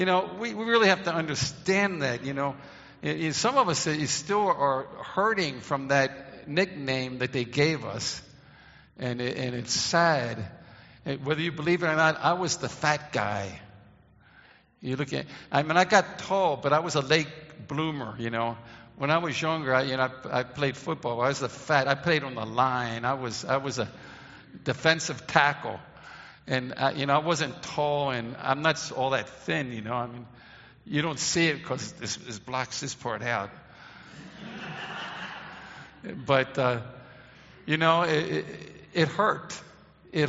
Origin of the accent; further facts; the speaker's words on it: Baltimore, Maryland, United States; When I grew up in Baltimore, Maryland